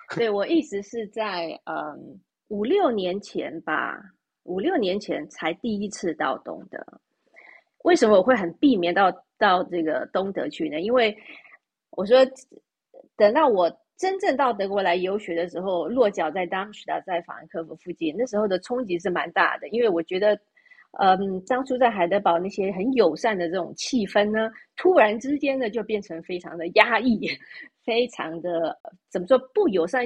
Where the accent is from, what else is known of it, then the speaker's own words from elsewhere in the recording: Taiwan; moved away as an adult; also born or lived in Germany; now in Switzerland; 就像我们在台湾出生长大的